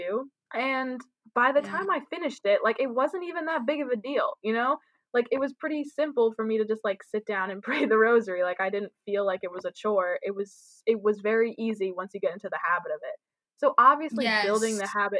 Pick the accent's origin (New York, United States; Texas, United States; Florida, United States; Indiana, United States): New York, United States; I'm from New York and the East Coast, and that's just how we are.